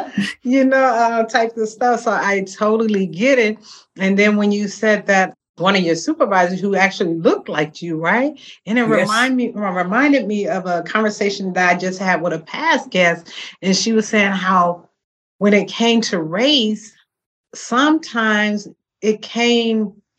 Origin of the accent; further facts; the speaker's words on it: Georgia, United States; also born or lived in California; You know, I was born and raised in Georgia, but at the, you know, my stepfather was in the Army. So we relocated to California, similar to yourself.